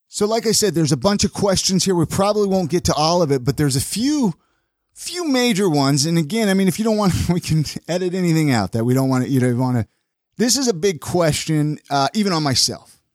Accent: Southern California, United States; I grew up in Southern California

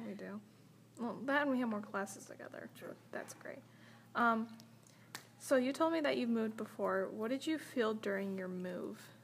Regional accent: Berrien Springs, Michigan, United States; also born or lived in Baroda, Michigan; I grew up in Berrien since I was two years old.

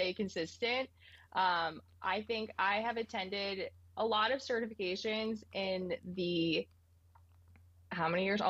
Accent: Ringwood, New Jersey, United States; moved away as an adult; now in San Diego, United States; I grew up in Ringwood, New Jersey

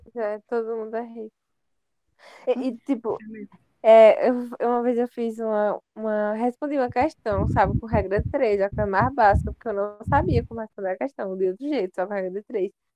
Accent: Brazil; a gente é do Brasil

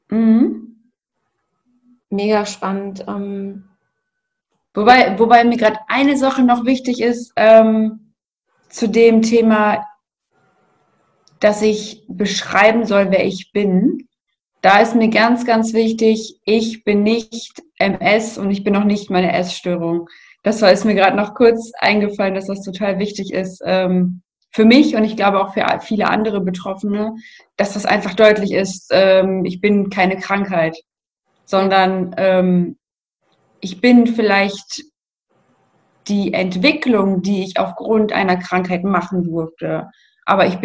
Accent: North Rhine-Westphalia, Germany; bin 28 Jahre alt und ich komme aus der Nähe von Münster.

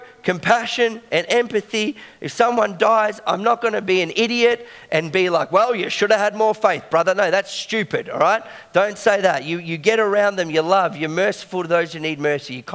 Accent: Belgrave, Victoria, Australia; I grew up in Belgrave

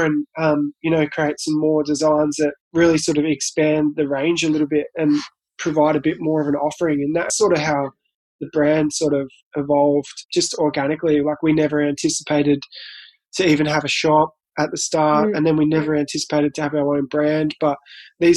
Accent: Colac, Victoria, Australia; I'm from Colac, which is a country town past Geelong.

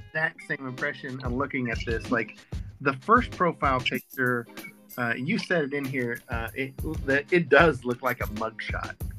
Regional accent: the South, United States; I was raised in the South

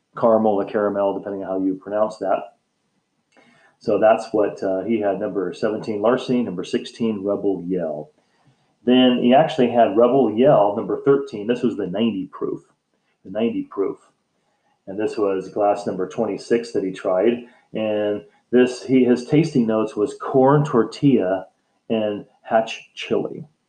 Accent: United States; the United States, my home country where I live

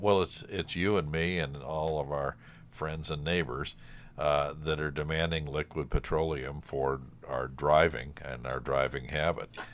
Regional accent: Cleveland, Ohio, United States; moved away as an adult; now in Hudson Valley, United States; I grew up in Cleveland

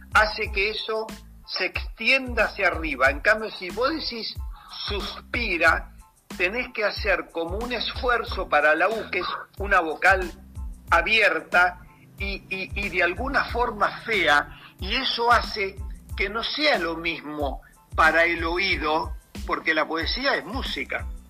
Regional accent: Argentina; also born or lived in Paris, France / La Plata; como argentino

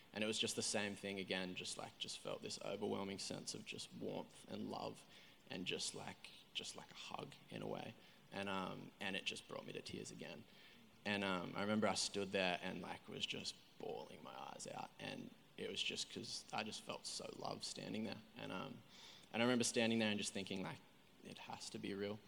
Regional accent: Coffs Harbour, New South Wales, Australia; moved away as an adult; now in Coolangatta, Australia; I grew up down in Coffs Harbour, so it's like three and a half hours south. Um, so I was born down there

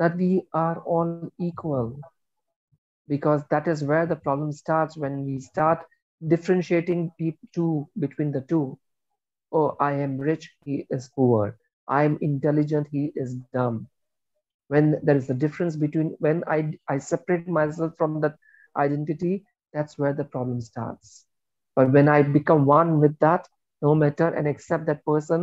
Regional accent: India; I am Indian

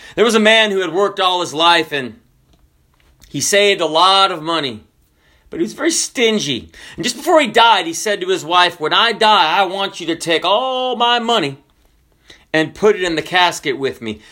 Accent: the South, United States; also born or lived in Washington State; we are from the South

